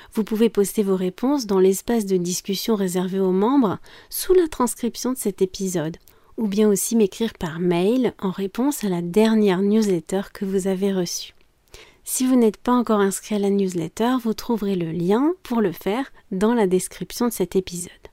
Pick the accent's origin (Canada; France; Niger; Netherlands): France; je suis française